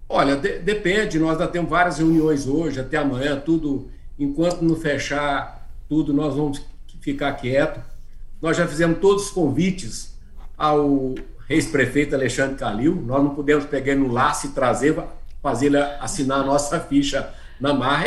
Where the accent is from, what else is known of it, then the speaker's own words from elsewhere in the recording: Brazil; nós brasileiros